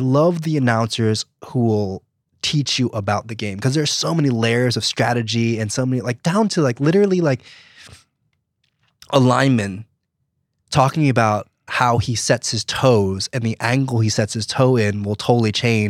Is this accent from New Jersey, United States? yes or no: yes; New Jersey, United States; I'm from New Jersey. Okay. And so I grew up surrounded